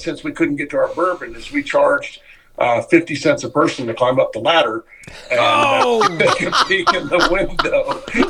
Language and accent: English; rural Kentucky, United States; moved away; I grew up in Kentucky, in rural Kentucky